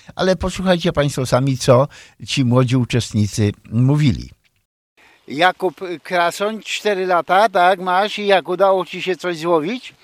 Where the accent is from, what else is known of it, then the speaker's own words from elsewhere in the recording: Poland; now in Chicago, United States; wychowałem się nad Wartą